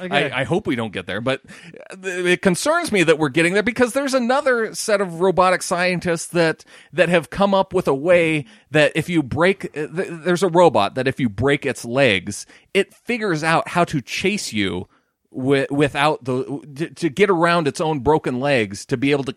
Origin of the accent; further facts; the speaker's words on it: Montana, United States; You can go to the big city and be like, oh yeah, I'm from Montana.